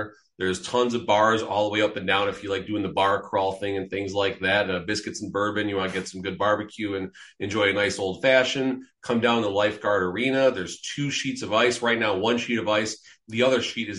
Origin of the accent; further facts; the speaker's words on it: outside of Chicago, Illinois, United States; Growing up outside of Chicago